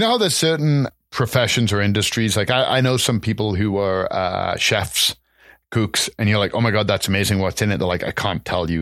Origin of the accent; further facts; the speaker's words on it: England, United Kingdom; moved away; growing up in England